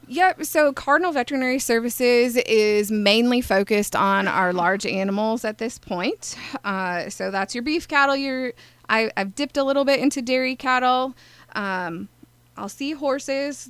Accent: Altoona, Iowa, United States; now in Carbondale, United States; I am originally from Altoona, Iowa, and I actually grew up in town

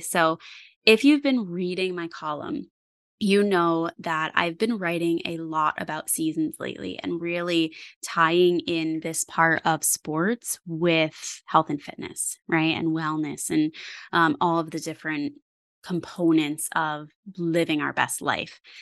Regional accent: Parksville, New York, United States; also born or lived in Wurtsboro, New York; I grew up in Sullivan County. I grew up in Parksville, and I currently live in Wurtsboro

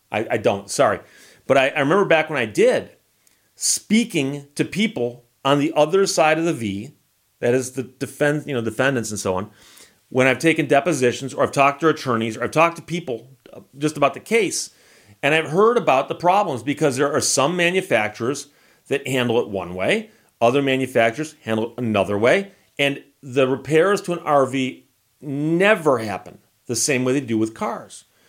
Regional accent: United States; accent: American; my accent to them probably is funny. It's got that funny American accent.

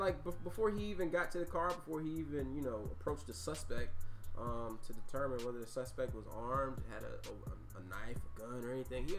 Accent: Philadelphia, Pennsylvania, United States; my hometown, Philadelphia.

